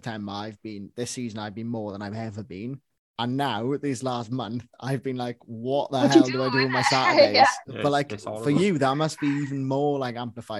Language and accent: English; Welsh, Wales, United Kingdom; I'm Welsh, obviously.